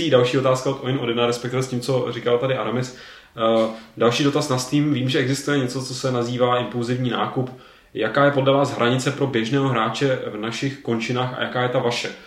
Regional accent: Czechia; u nás jako v Čechách

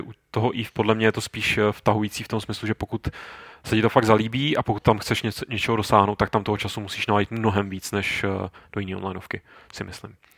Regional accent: Czechia; u nás v Čechách

